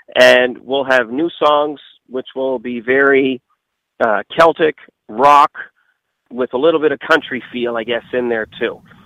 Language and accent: English; Nova Scotia, Canada; my hometown and small parts of Nova Scotia